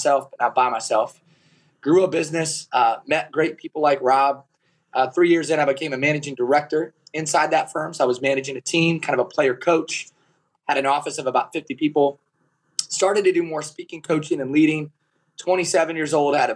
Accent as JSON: {"language": "English", "town": "Kalona", "region": "Iowa", "country": "United States", "tie": "born or raised there", "said": "So I was raised in Kelowna, Iowa"}